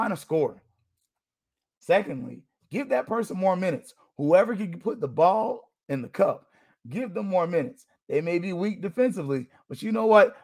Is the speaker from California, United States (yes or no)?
no; Florida, United States; I'm from Florida